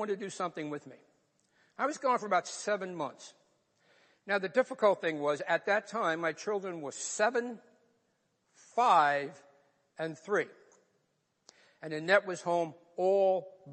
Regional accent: New York, United States; accent: New York; moved away as an adult; also born or lived in North Bergen, New Jersey; I grew up in New York

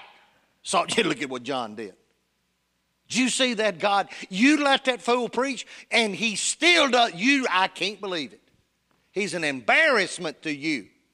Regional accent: Union City, United States; Union City, my hometown

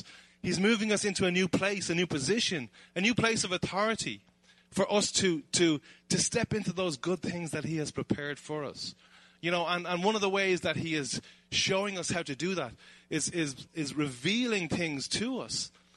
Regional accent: Dublin, Leinster, Ireland; I'm originally from Dublin, and we live just outside Dublin in Ireland. And Conor McGregor lives in my hometown

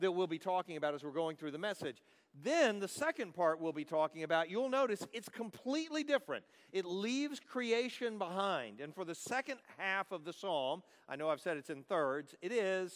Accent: Dallas, Texas, United States; I'm from Dallas. I live in Dallas, Texas

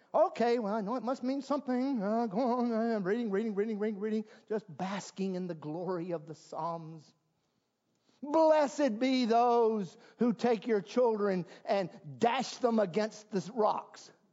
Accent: South Carolina, United States; moved away; I'm from South Carolina, and at least when I was living in South Carolina too many years ago

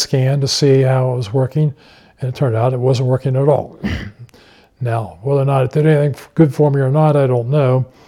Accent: Cold Spring, Kentucky, United States; I grew up in Cold Spring, Kentucky, and my family was a Christian family

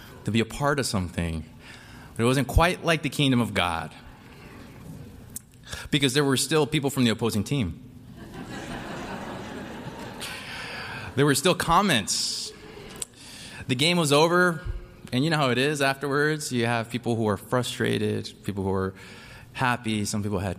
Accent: California, United States

